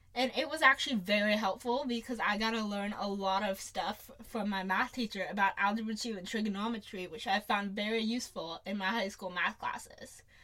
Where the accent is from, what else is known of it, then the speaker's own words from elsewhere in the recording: Phoenix, Arizona, United States; also born or lived in Ann Arbor, Michigan; I was born in Ann Arbor, Michigan, and we moved to Phoenix when I was less than a year old